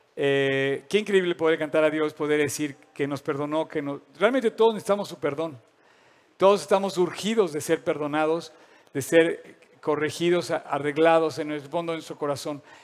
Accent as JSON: {"language": "Spanish", "country": "Mexico"}